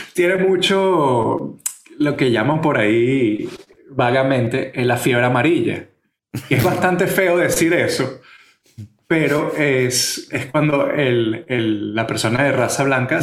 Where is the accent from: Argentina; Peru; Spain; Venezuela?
Venezuela; now in San Francisco, United States; nosotros somos venezolanos que emigraron tanto a Estados Unidos como a España